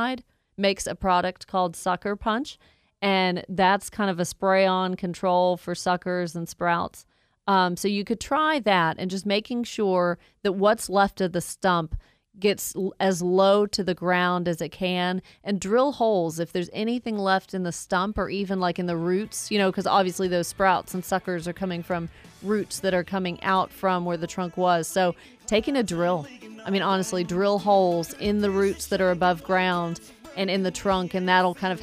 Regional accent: Woodstock, Georgia, United States; also born or lived in Athens, Georgia; Born and raised in Georgia, I have never left. I went from Woodstock to Athens, back to Woodstock.

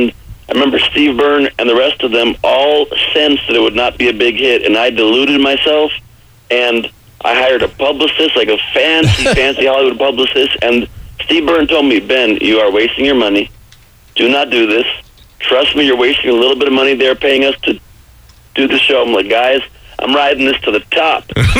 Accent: Canada; I'm sorry. I'm Canadian. I'm better than you.

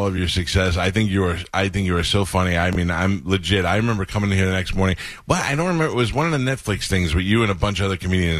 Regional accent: New York, United States; moved away; So I'm 51 years old now.

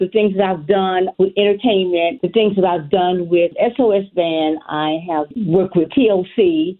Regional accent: Dania Beach, Florida, United States; moved away; also born or lived in Atlanta, Georgia; I'm from Dania Beach, Hollywood. I moved to Atlanta, me and my mom, but I'm originally from Dania Beach, Hollywood, Florida.

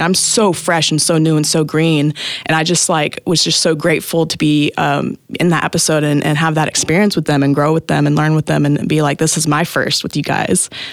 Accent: Tahlequah, Oklahoma, United States; I was born and raised in Tahlequah, Oklahoma.

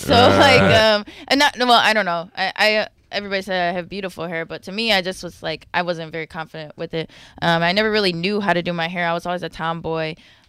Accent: Milwaukee, Wisconsin, United States; Milwaukee, Wisconsin.

